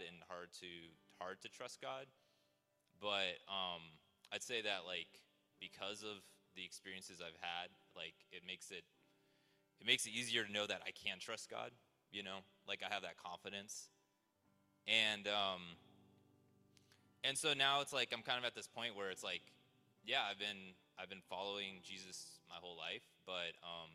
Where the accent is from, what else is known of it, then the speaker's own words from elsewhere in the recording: Seattle, Washington, United States; also born or lived in China / Taiwan; I grew up mostly in the Seattle area